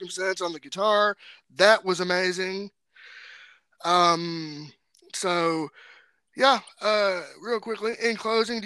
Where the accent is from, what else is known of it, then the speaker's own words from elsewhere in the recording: Franklin County, Kentucky, United States; I'm the first blind graduate of Franklin County High School in my hometown